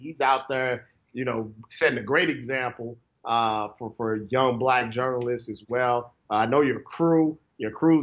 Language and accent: English; St. Louis, Missouri, United States; moved away as an adult; now in Los Angeles, United States; I'm from St. Louis